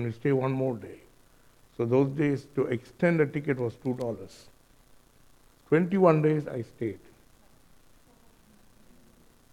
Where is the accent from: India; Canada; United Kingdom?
India; moved away; also born or lived in Auckland, New Zealand; I'm an Indian.